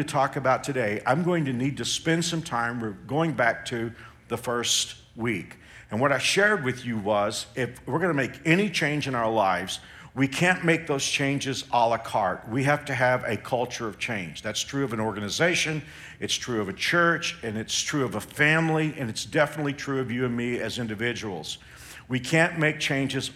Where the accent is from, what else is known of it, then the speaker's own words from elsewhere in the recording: Texas, United States; moved away as an adult; now in Kansas, United States; growing up in Texas